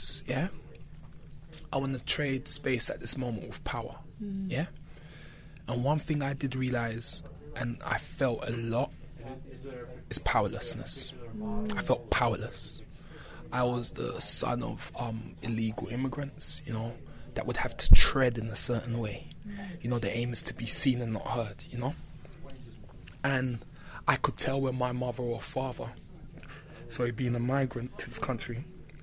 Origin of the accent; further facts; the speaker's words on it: London, United Kingdom; growing up in Brixton